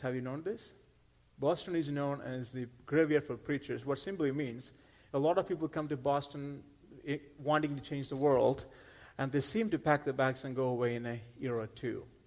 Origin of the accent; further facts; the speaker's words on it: India; moved away; I'm not from Texas. I'm originally from India. That's where I grew up